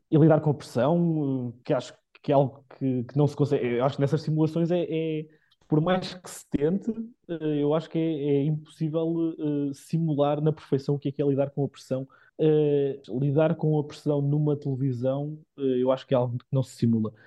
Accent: Carregal do Sal, Centro, Portugal; moved away as an adult; also born or lived in Viseu / Lisbon; eu sou de Carregal, sou de, muito, sou de muito perto

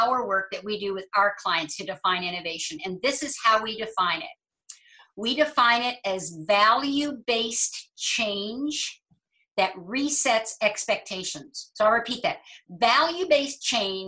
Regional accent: Halifax, Nova Scotia, Canada; I was born in Halifax.

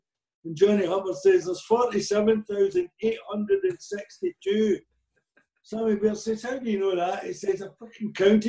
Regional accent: Rutherglen, Scotland, United Kingdom; also born or lived in London; I was born in London and my mother disappeared. There's a lot of people did in the war. My father brought me up to my granny in Rutherglen.

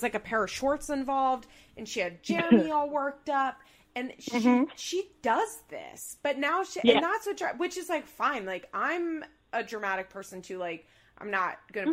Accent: Pennsylvania, United States; now in Florida, United States; I live in Florida, you know, and I'm from Pennsylvania.

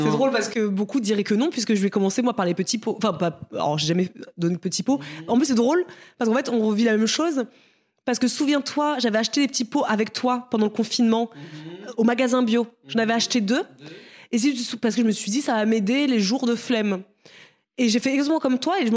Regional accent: Cameroon; born there; on est nés en Afrique, Marisa et moi, mm-hmm. au Cameroun.

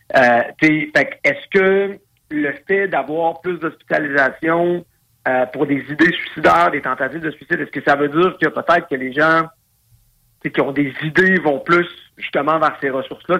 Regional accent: Quebec, Canada; en tant que père de famille, en tant que Québécois

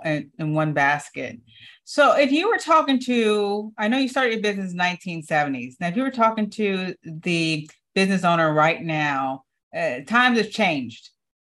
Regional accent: Detroit, Michigan, United States; moved away; I'm from Detroit. Originally, I am from Detroit. My family's from there.

